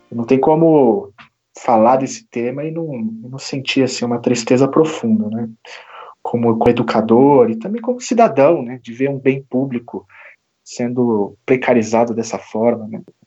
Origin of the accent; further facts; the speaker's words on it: Minas Gerais, Brazil; universidades federais do estado de Minas Gerais, que é de onde eu venho